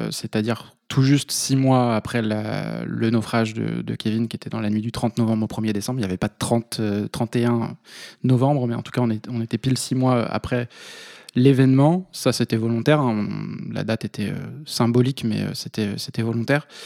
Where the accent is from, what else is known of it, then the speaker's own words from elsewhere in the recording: Vendée, Pays de la Loire, France; moved away as an adult; also born or lived in Toulouse; now in Paris, France; j'ai travaillé un petit peu en Vendée parce que je suis originaire de Vendée